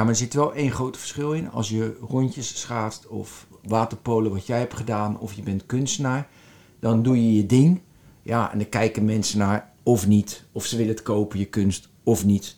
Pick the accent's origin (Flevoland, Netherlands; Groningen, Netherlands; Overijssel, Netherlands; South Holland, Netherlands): South Holland, Netherlands; Westland; moved away; En ik kom uit het Westland. En in het Westland eet je dat.